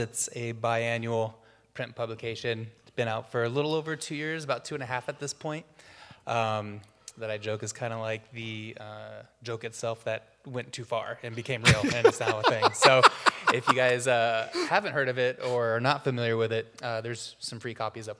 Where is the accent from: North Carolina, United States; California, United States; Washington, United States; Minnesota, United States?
Washington, United States; Walla Walla; I'm actually Walla Walla native, fifth generation farming family. Yeah, so we, I come from a long line of wheat farmers. So I was originally from Walla Walla.